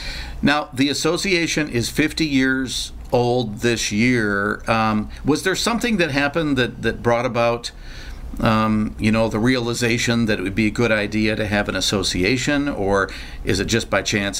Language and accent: English; Michigan, United States; And I remember when I was a kid, my dad and my uncle, we'd go out in our little shanty in West Michigan.